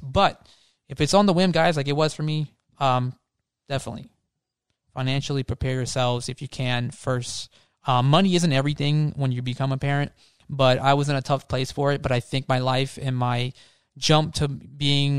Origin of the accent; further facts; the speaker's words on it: Florida, United States; I'm from Florida